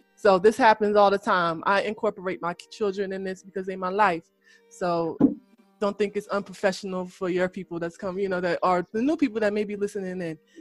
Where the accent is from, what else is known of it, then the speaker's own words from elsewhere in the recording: Elizabeth, New Jersey, United States; I'm from Eastwick. If people don't know, that's Elizabeth, New Jersey